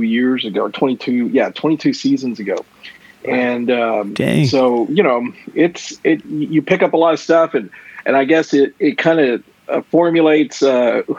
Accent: Houston, Texas, United States; I'm a native Houstonian.

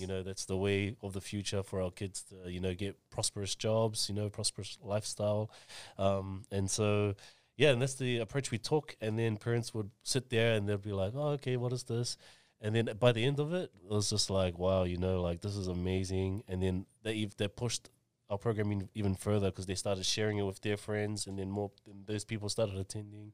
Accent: Auckland, New Zealand; I was born and raised in Mangere, two seven five

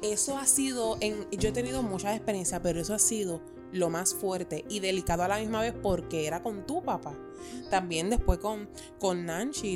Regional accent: Puerto Rico; Nosotros somos puertorriqueños

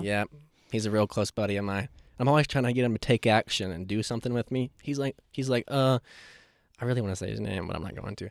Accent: Asheville, North Carolina, United States; I was born and raised here, so I've seen it evolve to what it is

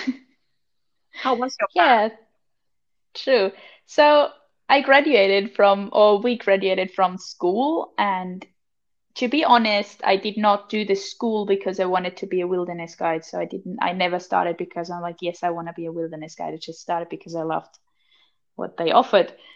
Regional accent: Austria; moved away as an adult; now in Finland; I'm 23 and I'm from Austria originally

